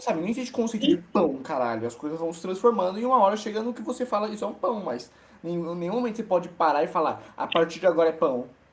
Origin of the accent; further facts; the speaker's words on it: São Paulo, Brazil; Eu sou paulista